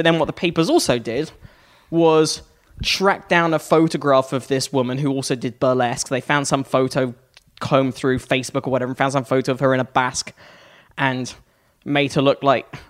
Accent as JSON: {"language": "English", "country": "United Kingdom", "said": "I'm a British Republican."}